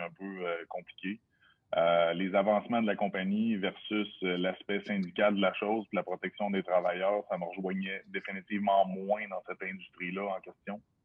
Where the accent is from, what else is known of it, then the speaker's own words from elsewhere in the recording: Lévis, Quebec, Canada; la maison, elle se trouve sur rive sud de Québec. Born and raised depuis, euh, toujours, le 8-3 pour, euh, pour, ceux, qui connaissent. sur la rive sud de Québec, en fait, Charny